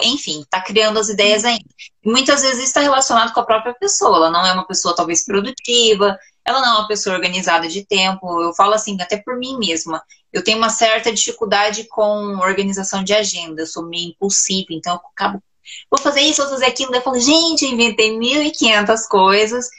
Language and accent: Portuguese; Cambé, Paraná, Brazil; eu sou de Cambé, Paraná